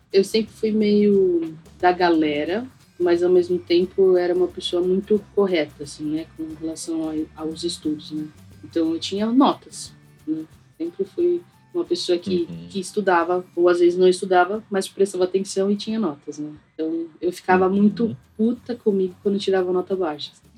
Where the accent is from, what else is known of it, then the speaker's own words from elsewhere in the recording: São Paulo, Brazil; Eu cresci no Carrão